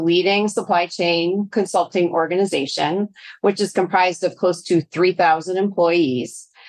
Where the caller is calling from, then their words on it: Chicago, Illinois, United States; I am actually joining from Chicago, Illinois.